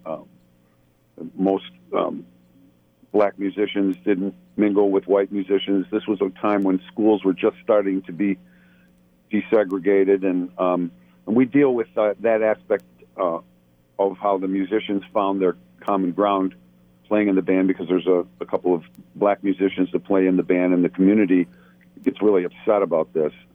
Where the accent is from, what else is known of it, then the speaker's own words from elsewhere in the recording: Buffalo, New York, United States; moved away as an adult; now in Los Angeles, United States; I live in Los Angeles. Um, I'm originally from Buffalo, New York, uh, but I moved out here